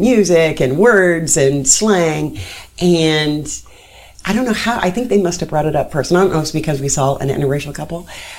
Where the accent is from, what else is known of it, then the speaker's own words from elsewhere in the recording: Whitehall, Ohio, United States; now in Delaware, United States; I was born in Franklin County. {S0} Okay. {S1} And I lived in Franklin County until, actually, over on the east side in Whitehall.